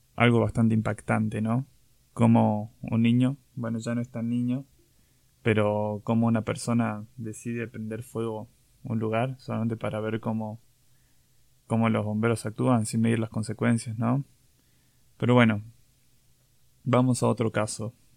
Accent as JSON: {"language": "Spanish", "region": "Catamarca", "country": "Argentina", "tie": "born or raised there", "moved": "yes", "lives_now": "Córdoba, Argentina", "said": "me fui de viaje a Catamarca, que es mi provincia natal"}